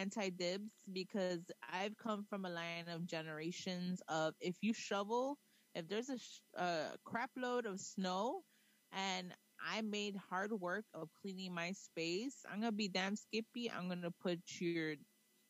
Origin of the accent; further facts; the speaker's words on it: Chicago, Illinois, United States; I'm from Pilsen area back in the 80s, 90s, and early 2000s